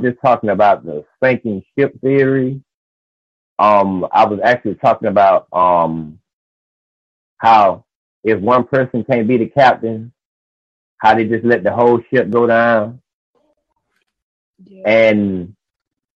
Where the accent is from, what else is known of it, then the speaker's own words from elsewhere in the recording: Albany, Georgia, United States; moved away; I was just in Albany, Georgia, which is my hometown